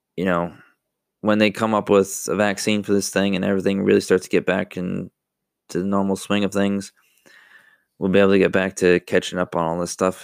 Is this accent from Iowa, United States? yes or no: no; Buffalo, New York, United States; moved away; I'm from New York, Buffalo, New York